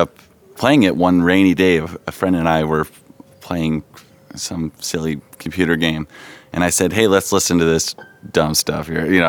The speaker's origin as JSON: {"language": "English", "town": "Huntington Beach", "region": "California", "country": "United States", "tie": "born or raised there", "said": "I'm from Huntington Beach, California, Southern California, born and raised."}